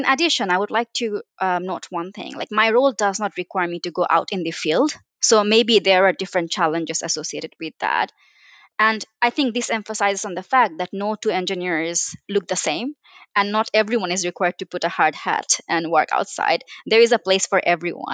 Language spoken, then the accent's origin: English; Bangladesh; moved away as an adult; now in United Kingdom; I come from Bangladesh where I did my undergrad